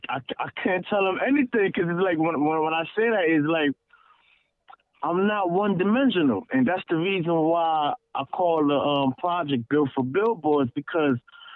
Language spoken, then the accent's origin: English; Brooklyn, New York, United States; I mean, I come from a West Indian household